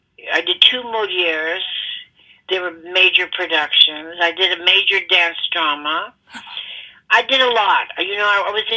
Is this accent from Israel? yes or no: no; Corpus Christi, Texas, United States; moved away as an adult; I grew up in Texas.